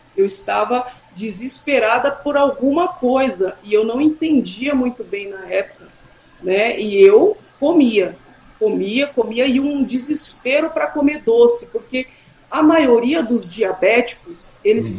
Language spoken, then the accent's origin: Portuguese; Suzano, São Paulo, Brazil; also born or lived in Guarulhos / São Miguel Paulista; é uma escola que eu estudei até a minha oitava série, né, então eu cresci lá até os meus 14 anos eu, eu estive no Gardênia